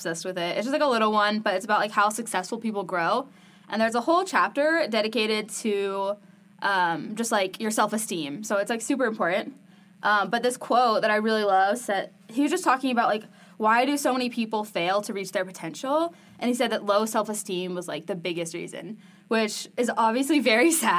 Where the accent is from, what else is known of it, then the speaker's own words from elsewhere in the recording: Frisco, Texas, United States; moved away as an adult; now in Provo, United States; I grew up in Frisco, Texas